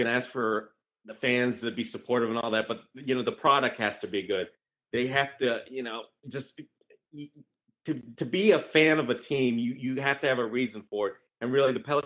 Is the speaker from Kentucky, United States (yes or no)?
no; Cincinnati, Ohio, United States; moved away; when I was a kid growing up in Cincinnati